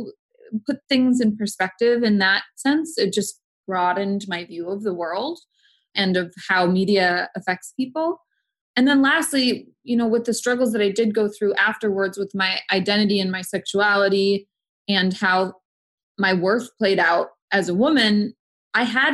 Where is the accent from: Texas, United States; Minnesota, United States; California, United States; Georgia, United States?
Minnesota, United States; Minneapolis; now in Los Angeles, United States; I grew up in a very sheltered, middle-class white suburb of Minneapolis